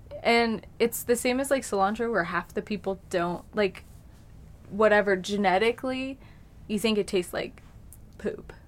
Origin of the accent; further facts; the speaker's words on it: Colorado, United States; I'm from here